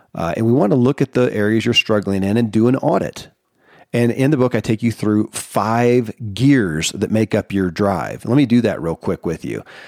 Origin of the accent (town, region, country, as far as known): Kentucky, United States; born or raised there